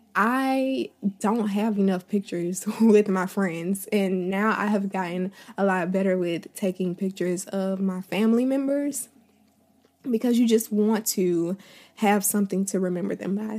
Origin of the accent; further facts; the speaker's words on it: Tallahassee, Florida, United States; moved away as an adult; now in Atlanta, United States; I've lived in, um, my hometown since I was born. I was born and raised here. I never left